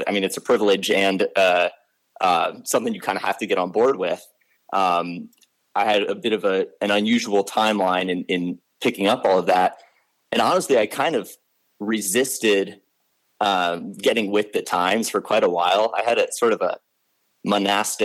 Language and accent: English; Arlington, Virginia, United States; I grew up in Arlington, Virginia, which is part of what we call Nova